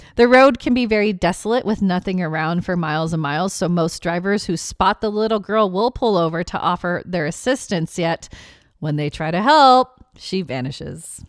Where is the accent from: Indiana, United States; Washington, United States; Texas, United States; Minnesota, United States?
Washington, United States; my home state